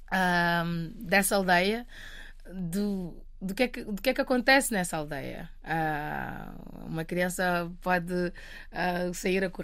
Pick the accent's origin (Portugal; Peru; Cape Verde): Cape Verde; Matinho, Santiago; Matinho? É, Matinho. Ah, ah, é a aldeia onde okay. eu cresci. Um, fica a 70 quilómetros mais ou menos, da cidade da praia, do, do capital do país.